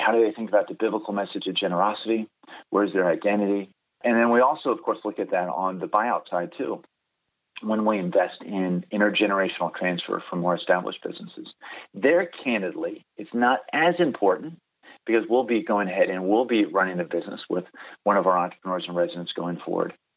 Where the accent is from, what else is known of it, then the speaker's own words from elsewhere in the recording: Baltimore, Maryland, United States; moved away as an adult; also born or lived in Delaware / North Carolina; now in California, United States; I grew up in Baltimore, Maryland.